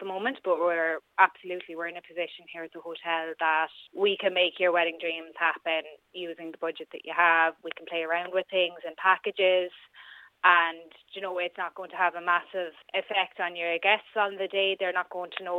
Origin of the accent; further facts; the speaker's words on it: Ireland; we're Irish